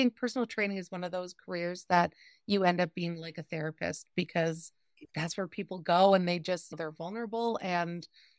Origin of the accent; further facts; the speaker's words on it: Canada; a Canadian, queer-identifying, 30-something-year-old